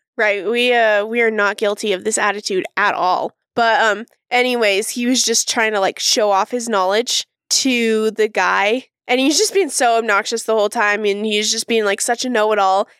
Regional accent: Utah, United States; moved away as an adult; also born or lived in Manhattan, New York / Connecticut / Brooklyn, New York; I moved back to Utah.

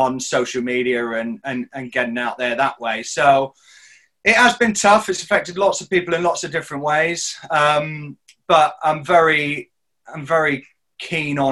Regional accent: Devon, South West England, United Kingdom; moved away as an adult; also born or lived in Loughborough; now in Midlands, United Kingdom; I grew up in Devon in the southwest

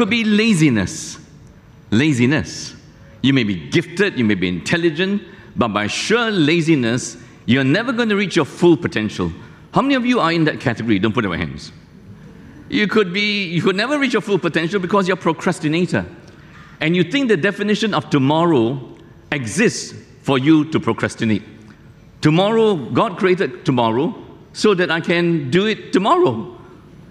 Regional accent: near Malacca, Malaysia; moved away; I took my test many years ago in Malacca, close to my hometown

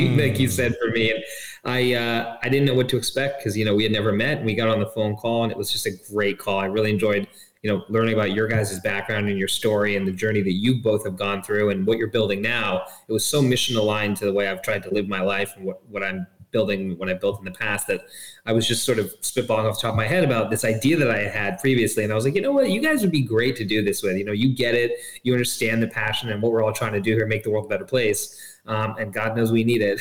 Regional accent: London, United Kingdom; also born or lived in Hong Kong; I was born in Hong Kong and, grew up in Hong Kong for first 5 years of my life. Really interesting experience. Then moved to London, England.

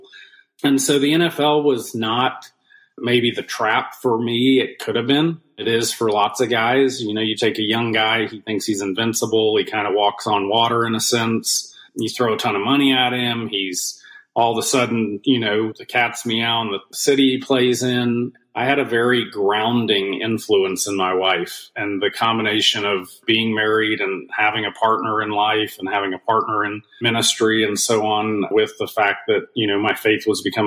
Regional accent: South Georgia, United States; also born or lived in Washington, D.C. / California / England; grew up in the South, grew up in very, very, very South Georgia, 14 miles from the Florida

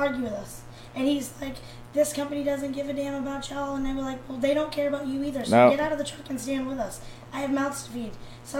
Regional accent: Massachusetts, United States; now in Tennessee, United States; I'm from Massachusetts. We came in here.

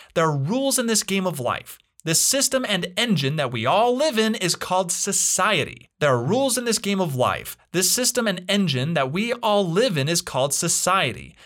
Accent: Utah, United States; I'm originally from Utah

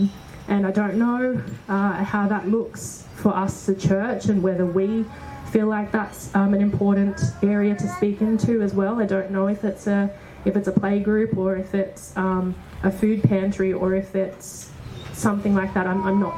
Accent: Sydney, New South Wales, Australia; moved away as an adult; now in St Clair, Australia; I grew up in Mount Druitt the majority of my life.

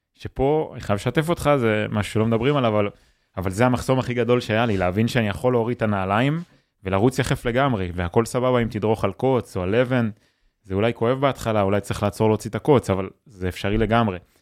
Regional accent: Yotvata, Southern District, Israel; נולדתי בקיבוץ

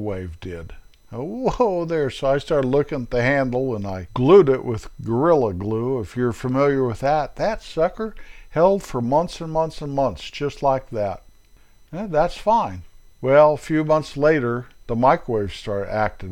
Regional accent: United States; I am an American.

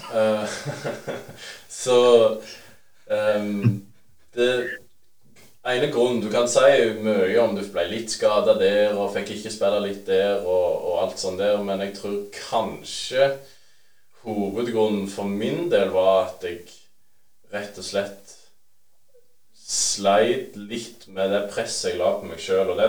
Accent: Bryne, Rogaland, Norway; Jeg er jærbu. Jeg er rett fra Bryne.

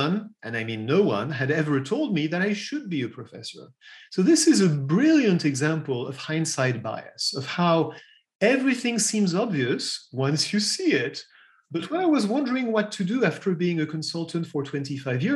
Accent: Paris, Île-de-France, France; accent: French; English is a second language; also born or lived in United States / England; I'm French. You've probably heard that in my accent already. I was born in Paris and I still live in Paris.

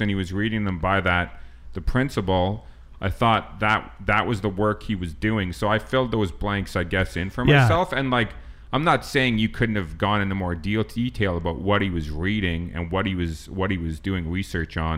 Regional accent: Lethbridge, Alberta, Canada; moved away; also born or lived in Calgary; I moved from Lethbridge, Calgary

